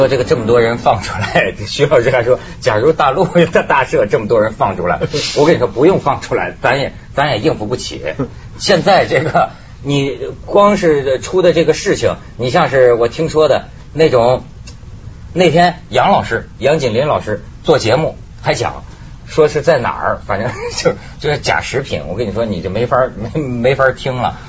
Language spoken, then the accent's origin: Chinese; Guangdong, China; 我广东人吃老鼠，我跟你说，我亲眼见过是什么？